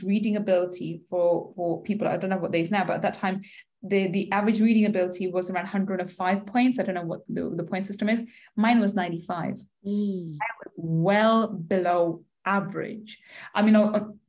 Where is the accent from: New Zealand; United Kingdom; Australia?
United Kingdom; London; I grew up in East London